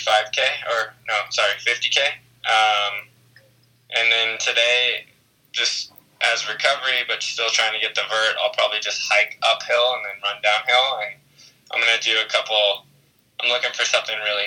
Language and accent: English; Arizona, United States; I'm from Arizona in the States, and I was a state champ in cross country and track